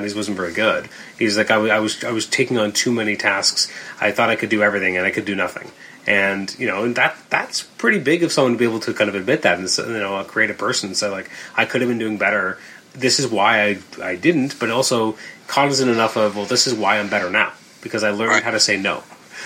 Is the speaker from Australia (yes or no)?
no; Canada; we're Canadian